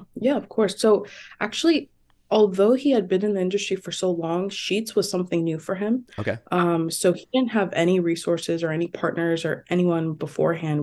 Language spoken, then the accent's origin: English; New Jersey, United States; also born or lived in Toronto, Canada; I've been in New Jersey for most of my life.